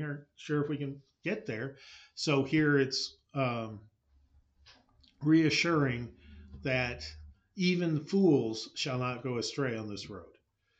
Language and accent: English; California, United States; speaking as a Californian